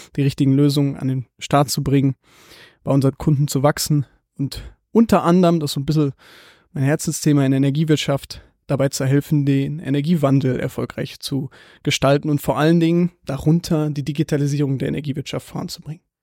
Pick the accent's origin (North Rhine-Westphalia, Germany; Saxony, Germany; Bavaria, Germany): Bavaria, Germany; Munich; ich bin aus München